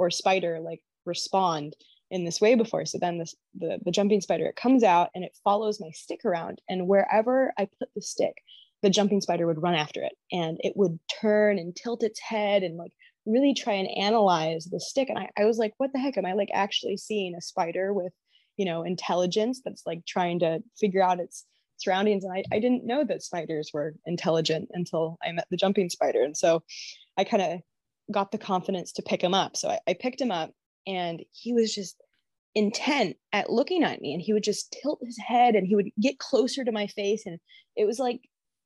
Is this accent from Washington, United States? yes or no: yes; Washington, United States; my home state